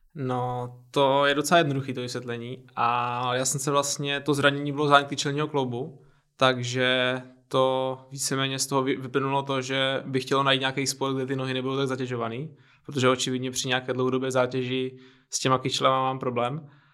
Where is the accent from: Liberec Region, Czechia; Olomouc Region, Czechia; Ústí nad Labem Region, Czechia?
Olomouc Region, Czechia; Olomouc; now in Prague, Czechia; pocházím z Olomouce